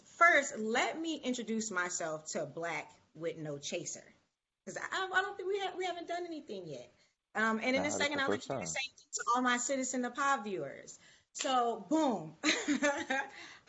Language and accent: English; Buffalo, New York, United States; I'm originally from Buffalo, New York